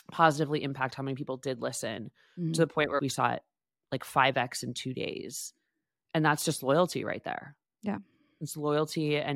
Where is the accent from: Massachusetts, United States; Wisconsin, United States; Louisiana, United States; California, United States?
Massachusetts, United States; Boston; now in New York, United States; because that makes me feel like it's why I came to New York from Boston.